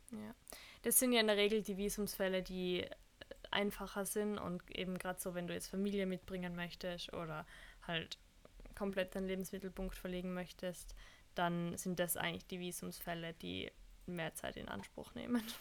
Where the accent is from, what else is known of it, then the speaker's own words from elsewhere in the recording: Austria; uns Österreicher